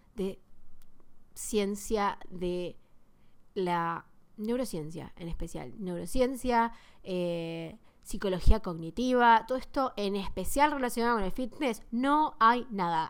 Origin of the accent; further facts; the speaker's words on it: Buenos Aires, Argentina; first language Spanish; Soy de Argentina, de Buenos Aires.